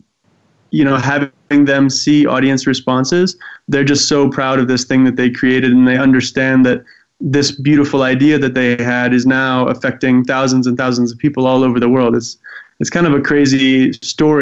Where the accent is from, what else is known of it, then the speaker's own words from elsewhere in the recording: Eswatini; I grew up in Swaziland, now actually called Eswatini